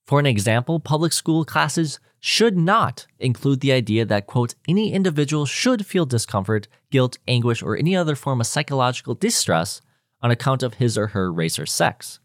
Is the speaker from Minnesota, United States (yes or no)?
yes; Minnesota, United States; we were born in Minnesota